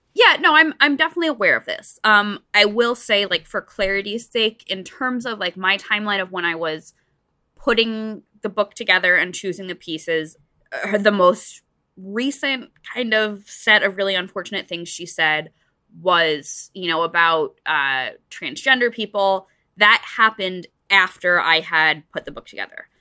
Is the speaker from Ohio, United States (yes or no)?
no; New Jersey, United States; I grew up in New Jersey, so I was, like, not too far